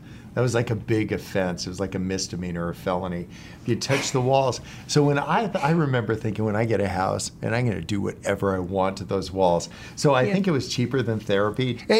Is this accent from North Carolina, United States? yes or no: no; California, United States; now in San Diego, United States; I grew up in the San Francisco Bay Area and then moved down to San Diego for college. And I've been here ever since.